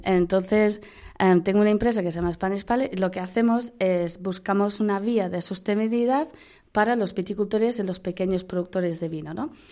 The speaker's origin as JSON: {"language": "Spanish", "country": "United Kingdom", "also_born_or_lived": "Valladolid", "accent": "British", "second_language": "Spanish", "moved": "as an adult", "lives_now": "Spain", "said": "como se ve por la voz, por el acento y por el nombre, pues sigo siendo giri, sigo siendo británica"}